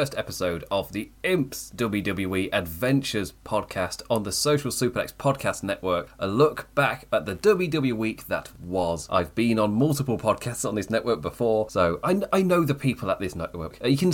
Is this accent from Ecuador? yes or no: no; England, United Kingdom; I'm English.